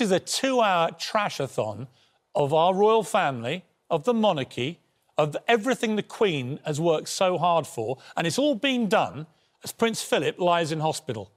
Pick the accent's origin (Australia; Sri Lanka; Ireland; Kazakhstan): Ireland; now in London, United Kingdom; I'm an Irishman